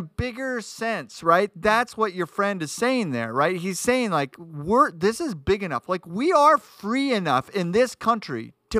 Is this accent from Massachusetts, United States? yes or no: no; New York City, New York, United States; moved away; when I grew up in New York City, the streets were dangerous, very dangerous. Like it was in the 80s. It was like the worst city in the world for murder.